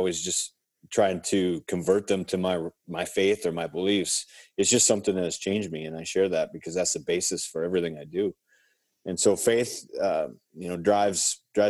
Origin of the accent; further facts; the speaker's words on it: Brownsville, Minnesota, United States; Born and raised in Brownsville, Minnesota